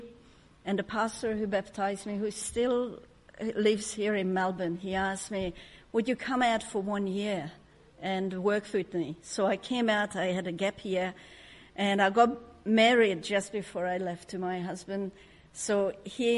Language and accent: English; Hungary; English is a second language; moved away as an adult; now in Australia; judged by my name and my accent, you can tell that I wasn't born in Australia. I was born in Hungary under communism. Grew up in a very dysfunctional family.